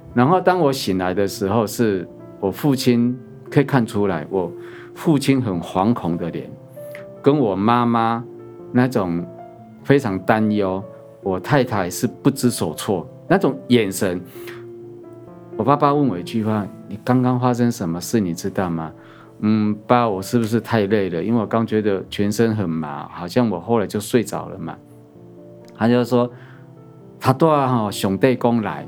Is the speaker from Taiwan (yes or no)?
yes; Chiayi, Taiwan; 我小时候的原生家庭，我本身土生土长是在嘉义，那我们的乡下